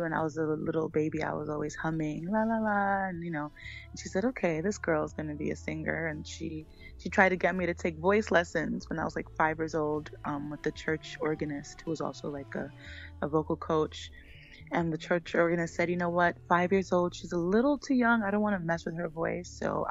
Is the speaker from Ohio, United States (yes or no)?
no; New York City, New York, United States; I was born in Brooklyn in Bushwick, from a Haitian family